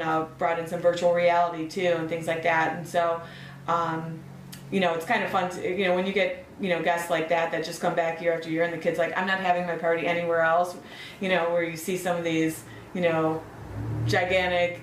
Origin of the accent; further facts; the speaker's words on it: Chicago, Illinois, United States; I grew up in the city. There was one on Kedzie, like 55th and Kedzie or 59th